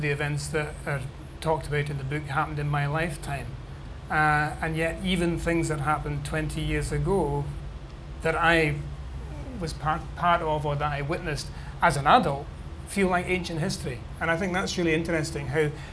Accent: Scotland, United Kingdom

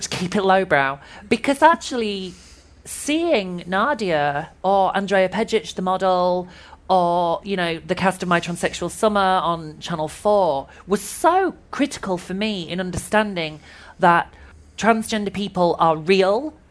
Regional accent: Yorkshire and the Humber, United Kingdom; I grew up in West Yorkshire in a very small mill town.

